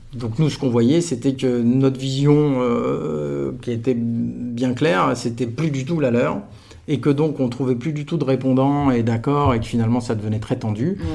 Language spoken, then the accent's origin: French; Aix-en-Provence, Provence-Alpes-Côte d'Azur, France; moved away as an adult; moi j'étais d'Aix-en-Provence. J'ai fait toute ma scolarité de la crèche jusqu'à la fin de la prépa dans un kilomètre et demi de rayon